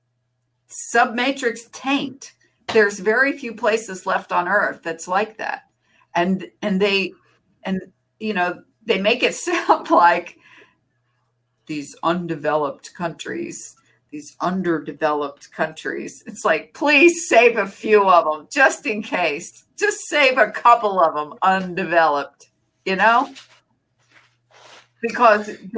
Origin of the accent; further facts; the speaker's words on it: United States; as an American